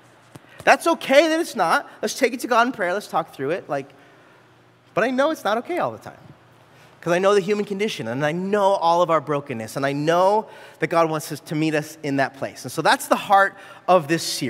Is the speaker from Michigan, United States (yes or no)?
no; California, United States; moved away; I grew up in California, and when I was in California as a young adult